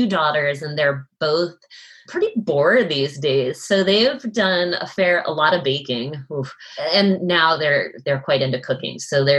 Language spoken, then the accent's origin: English; New England, United States; now in Western US; because I'm from New England. I feel pretty well versed in, you know, revolutionary history and that part of the world. And now I live in the West